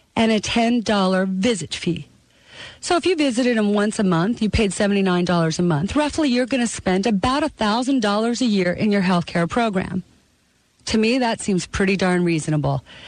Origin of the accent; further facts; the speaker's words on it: Canada; now in United States; I was born in the country of Canada. But in 1983, I took out my citizenship and became a United States citizen